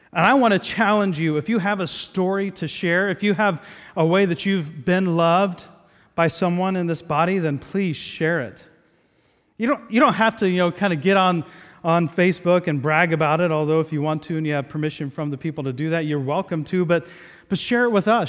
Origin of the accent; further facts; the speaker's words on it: Southeast Ohio, United States; moved away; I grew up in Southeast Ohio